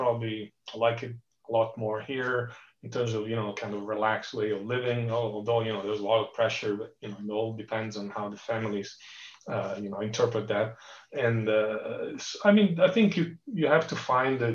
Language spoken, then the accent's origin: English; Genoa, Liguria, Italy; also born or lived in Barcelona, Spain / East Coast, United States; now in Palo Alto, United States; that's my hometown in Genoa, Italy. It's one little village called Boccadasse, which is where I grew up